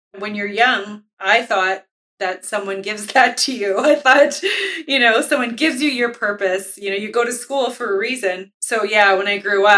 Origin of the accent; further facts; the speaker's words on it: Winnipeg, Manitoba, Canada; as an Indigenous person who grew up in Winnipeg, I've only lived in Winnipeg, Manitoba.